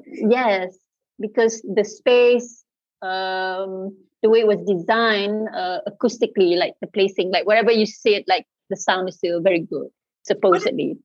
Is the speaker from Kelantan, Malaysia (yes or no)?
yes; Kelantan, Malaysia; I am from the East Coast, Kelantan, uh, famously uh, known as the uh, cradle of culture in Malaysia. So I think that kind of affects upbringing a bit